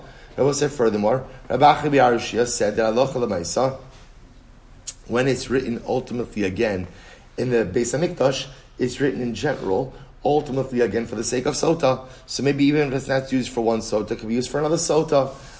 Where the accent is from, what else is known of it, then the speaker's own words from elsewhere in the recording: Baltimore, Maryland, United States; My wife's Rachel. We're both from Baltimore.